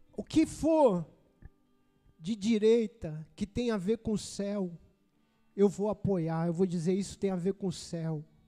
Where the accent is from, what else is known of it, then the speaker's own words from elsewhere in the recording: Brazil; Sou cidadão brasileiro. Eu nasci no Brasil.